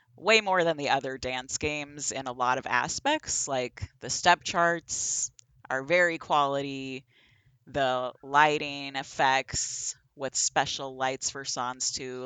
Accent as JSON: {"language": "English", "area": "the Northwest", "region": "Pacific Northwest", "country": "United States", "moved": "yes", "said": "I'm originally from the Northwest"}